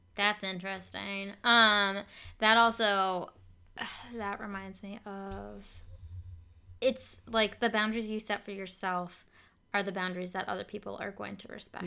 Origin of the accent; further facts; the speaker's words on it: Vermont, United States; I'm from Vermont